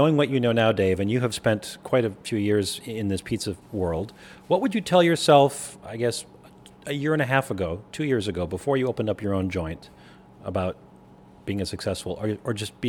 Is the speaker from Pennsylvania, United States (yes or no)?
no; Chicago, Illinois, United States; I'm going to tell you this as a Chicagoan.